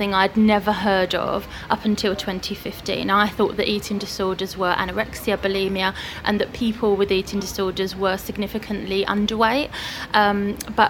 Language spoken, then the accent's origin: English; Hertfordshire, East of England, United Kingdom; moved away as an adult; also born or lived in China / Middle East; now in Tring, United Kingdom; I grew up in Hertfordshire, close to where we are today.